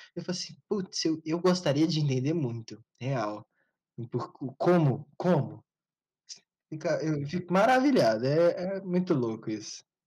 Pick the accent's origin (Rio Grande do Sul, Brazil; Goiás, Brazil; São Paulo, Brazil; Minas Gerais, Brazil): Goiás, Brazil; Goiânia; tanto eu quanto o Diego, nós, a gente é daqui de Goiânia